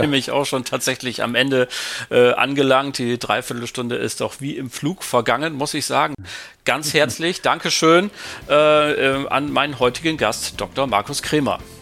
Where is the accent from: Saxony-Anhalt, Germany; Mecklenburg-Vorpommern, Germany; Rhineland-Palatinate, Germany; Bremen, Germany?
Bremen, Germany; als Bremer